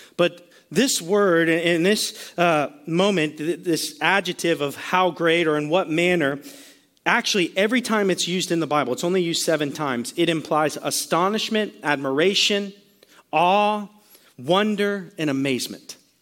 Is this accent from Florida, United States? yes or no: yes; Sarasota, Florida, United States; also born or lived in Virginia; Kelsey and I were both born right here in Sarasota, right actually at Sarasota Memorial Hospital